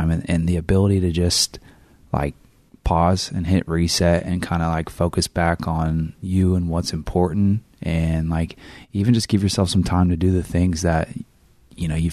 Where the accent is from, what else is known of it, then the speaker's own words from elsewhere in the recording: Northern California, United States; moved away; I came from Northern California and we said grocery store